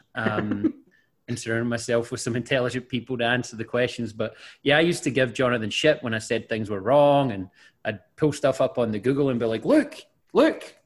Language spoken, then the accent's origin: English; Scotland, United Kingdom